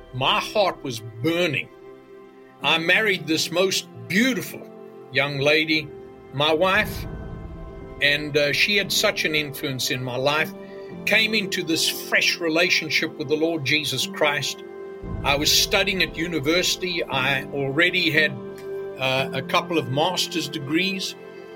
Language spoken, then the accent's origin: English; KwaZulu-Natal, South Africa; moved away; I was privileged to be born and raised in Africa, actually. I was born in KwaZulu-Natal on the east coast of southern Africa